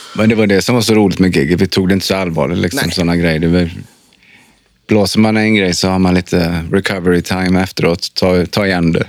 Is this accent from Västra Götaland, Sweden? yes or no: yes; Trollhättan, Västra Götaland, Sweden; moved away; jag är från Trollhättan